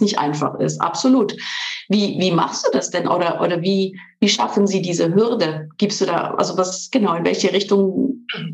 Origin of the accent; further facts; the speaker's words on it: Switzerland; moved away as an adult; also born or lived in Ulm / Munich; Ich bin ursprünglich in der Schweiz geboren und aufgewachsen zwischen drei Kulturen, der italienischen, französischen und der Schweizer Kultur.